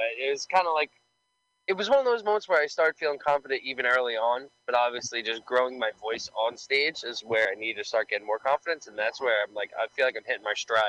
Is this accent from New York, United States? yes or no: yes; New York City, New York, United States; Yeah, so actually, I grew up in Staten Island